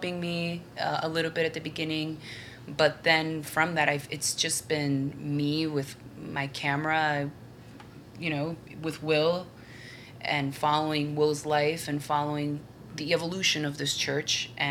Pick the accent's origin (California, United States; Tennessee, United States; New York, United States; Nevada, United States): New York, United States; moved away as an adult; now in El Salvador; I was born in New York, but I'm of Venezuelan descent.